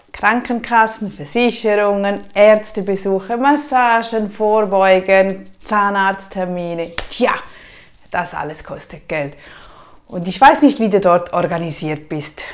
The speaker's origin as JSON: {"language": "German", "country": "Switzerland", "said": "bei uns in der Schweiz"}